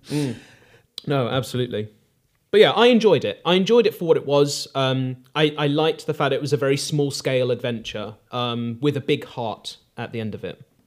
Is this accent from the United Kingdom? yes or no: yes; United Kingdom; Aardman is ingrained in British culture and it's a part of, um, you know, our upbringing